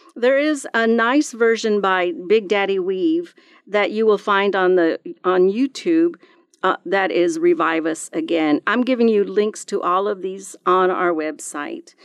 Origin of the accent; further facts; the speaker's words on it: Texas, United States; growing up in Texas, we did, I went to several revivals that my church would have periodically